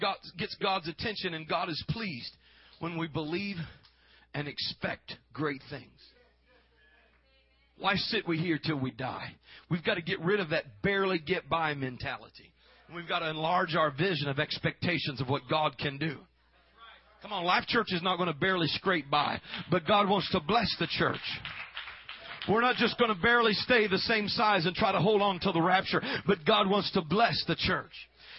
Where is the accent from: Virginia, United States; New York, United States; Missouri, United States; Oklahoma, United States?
Missouri, United States; I'm from Missouri. I'm from the show me state.